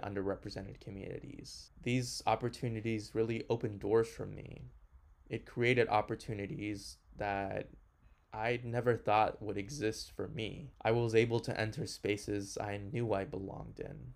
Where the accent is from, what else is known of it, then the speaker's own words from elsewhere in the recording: Houston, Texas, United States; also born or lived in Honduras; My family and I immigrated from Honduras to Houston in 2003. And whenever I first moved